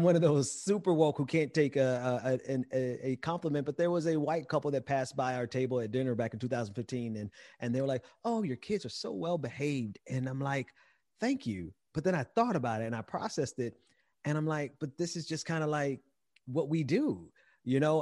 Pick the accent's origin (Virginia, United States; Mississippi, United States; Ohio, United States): Mississippi, United States; I'm from Mississippi